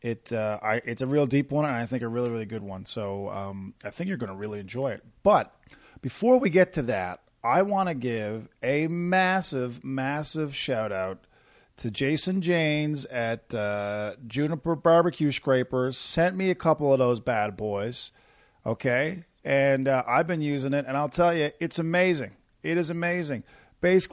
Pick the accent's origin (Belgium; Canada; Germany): Canada; Corner Brook, Newfoundland and Labrador; from my hometown of Corner Brook, Newfoundland